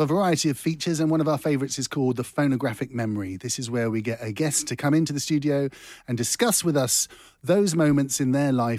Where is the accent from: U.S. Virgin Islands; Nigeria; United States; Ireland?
Ireland; we're Irish.